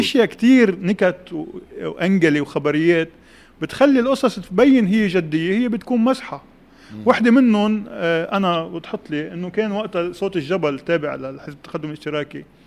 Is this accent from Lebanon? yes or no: yes; Beirut, Beirut Governorate, Lebanon; انا ربيت ببيروت الغربيه 89 كشخص درزي عايش ببيروت الغربيه